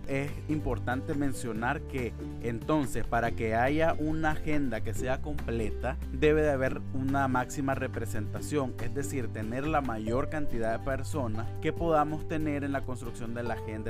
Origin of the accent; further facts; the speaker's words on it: Nicaragua; Soy un joven nicaragüense